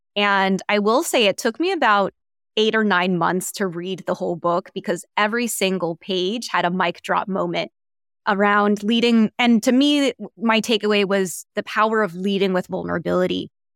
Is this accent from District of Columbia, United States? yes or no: yes; Washington, District of Columbia, United States; I grew up in Washington, D C